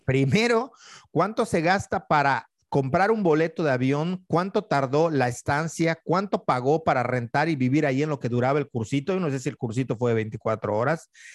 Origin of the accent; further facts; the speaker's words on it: Yucatán, Mexico; siendo yucateco